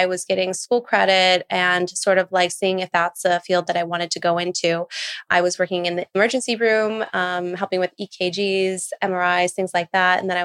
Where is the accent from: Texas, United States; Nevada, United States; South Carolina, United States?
Nevada, United States; Las Vegas; now in New York, United States; I'm originally from Las Vegas